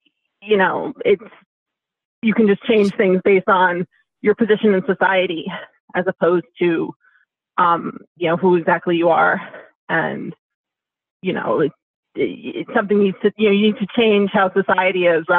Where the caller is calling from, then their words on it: New York City, New York, United States; I'm calling from Upper Manhattan, New York City.